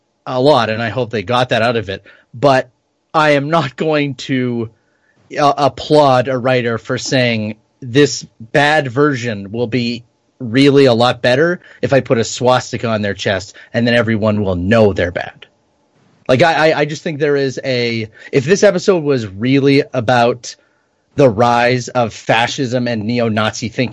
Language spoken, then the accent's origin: English; Canada; as a Canadian.